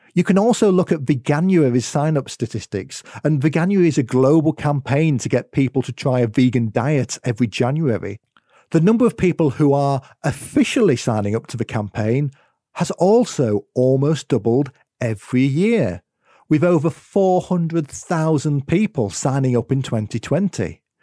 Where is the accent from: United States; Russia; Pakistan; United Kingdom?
United Kingdom; accent: UK; as you might have been able to tell from my accent, it's where I am in the world.